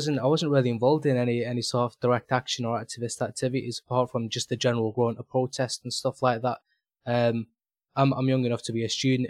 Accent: Manchester, North West England, United Kingdom; I'm from Manchester Subs. That's where I live

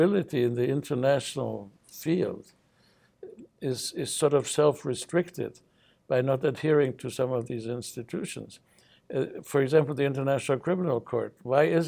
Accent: United States; as an American citizen

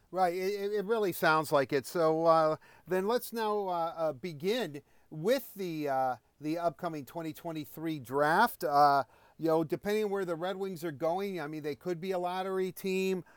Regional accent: United States; I'm an American

